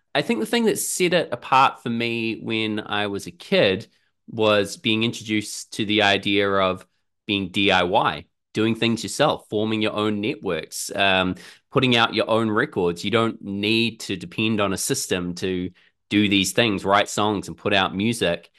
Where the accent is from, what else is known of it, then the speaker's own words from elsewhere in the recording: Auckland, New Zealand; I'm from Auckland in New Zealand, down here at the bottom of the world